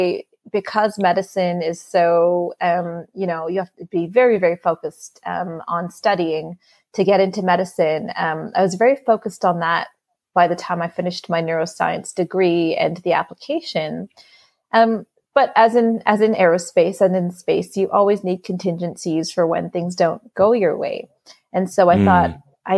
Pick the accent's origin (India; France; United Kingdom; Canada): Canada; I grew up in the 90s, and this was when Canada, where I grew up